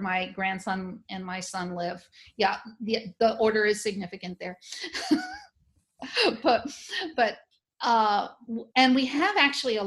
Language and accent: English; New Orleans, Louisiana, United States; I'm from New Orleans